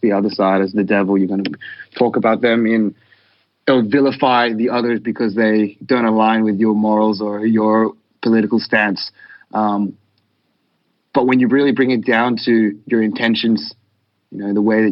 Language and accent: English; Australia; we're an Australian hardcore band